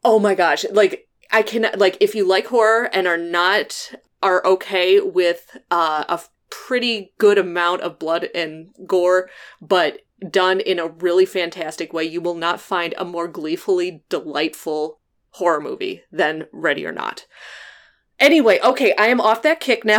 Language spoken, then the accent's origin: English; Midwest, United States; now in Illinois, United States; I'm from the Midwest